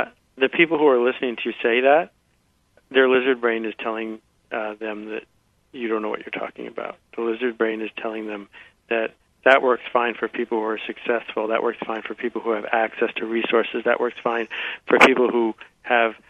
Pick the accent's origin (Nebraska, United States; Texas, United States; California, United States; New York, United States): New York, United States; Buffalo; I grew up in Buffalo, New York